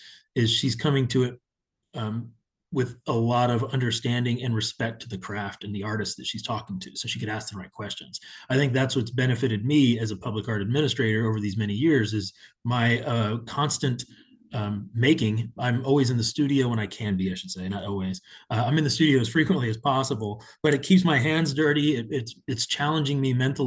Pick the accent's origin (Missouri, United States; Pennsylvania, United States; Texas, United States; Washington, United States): Texas, United States; Houston; also born or lived in San Antonio; returning to my hometown and being on the public art side of things multiple times over. I worked for the Houston Arts